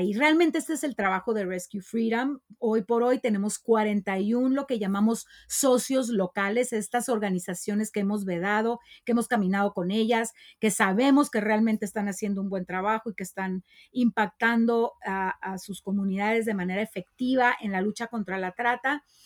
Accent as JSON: {"language": "Spanish", "town": "Tijuana", "region": "Baja California", "country": "Mexico", "said": "En Tijuana tenemos una de las zonas de tolerancia más grandes"}